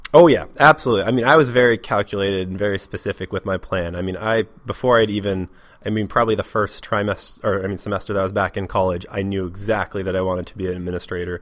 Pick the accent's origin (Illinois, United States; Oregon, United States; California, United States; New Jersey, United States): Oregon, United States; Portland; moved away as an adult; now in Seattle, United States; I'm from Portland, Oregon. Uh, I lived there for the most part until I was about 21, and then I came up to Seattle